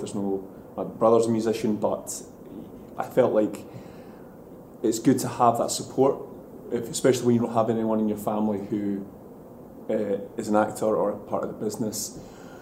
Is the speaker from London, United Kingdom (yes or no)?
no; Bo'ness, Scotland, United Kingdom; I grew up in Bowness, it's a town outside of Edinburgh